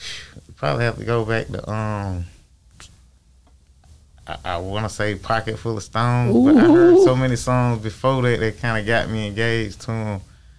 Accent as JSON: {"language": "English", "town": "Atlanta", "region": "Georgia", "country": "United States", "tie": "born or raised there", "also_born_or_lived": "Miami, Florida", "said": "Born in Miami, Florida. Yeah. I was actually, you know, raised most of my life in Atlanta."}